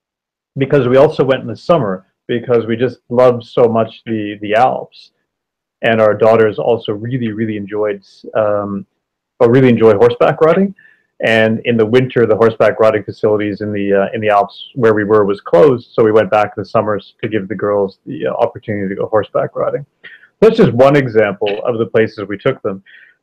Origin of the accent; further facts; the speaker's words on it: Canada; also born or lived in Toronto area / Paris, France; Like you said, I'm also a fellow Canadian. 3 years I've lived in Paris, France. And actually, it's the second time I lived in Paris, France as part of my international career.